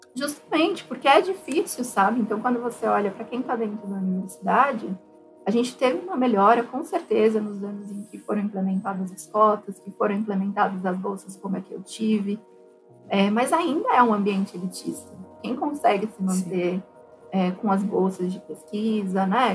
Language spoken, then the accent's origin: Portuguese; São Paulo, Brazil; Se eu, que vim de São Paulo, já ficava impactada